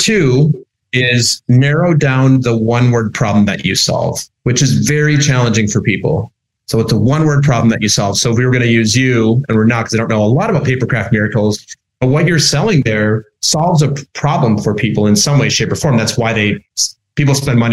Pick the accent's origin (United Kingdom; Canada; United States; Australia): United States; Minnesota; moved away as an adult; now in New York, United States; I'm originally from Minnesota